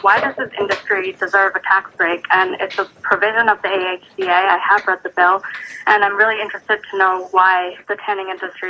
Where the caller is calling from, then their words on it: Hurley, New York, United States; Hi, this is … I'm calling from Hurley, New York.